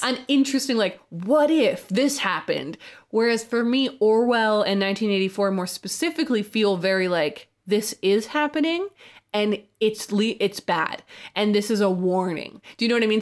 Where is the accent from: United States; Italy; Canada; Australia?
Canada; Canada is where I'm from